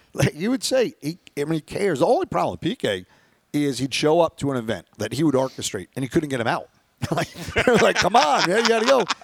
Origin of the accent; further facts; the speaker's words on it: New York, United States; we're from New York